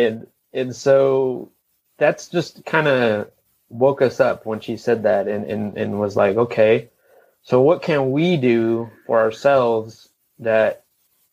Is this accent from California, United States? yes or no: yes; Los Angeles, California, United States; moved away as an adult; now in Asheville, United States; we are from the Los Angeles area. And born and raised in that area, never lived anywhere else